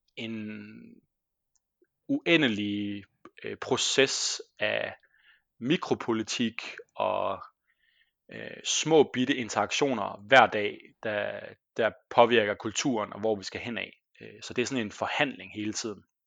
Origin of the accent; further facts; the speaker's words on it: Denmark; moved away as an adult; also born or lived in Squamish, British Columbia, Canada / Copenhagen, Denmark; now in Trondheim, Norway; jeg er jo fra Danmark